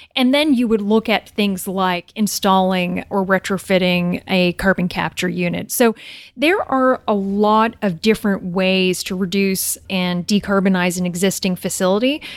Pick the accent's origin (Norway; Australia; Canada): Canada; New Brunswick; moved away as an adult; I'm Canadian. I'm from New Brunswick, Canada.